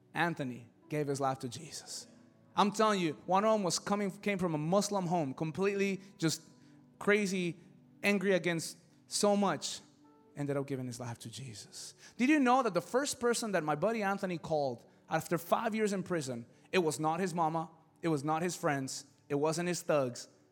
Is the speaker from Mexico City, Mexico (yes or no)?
yes; Mexico City, Mexico; moved away; I come from Mexico City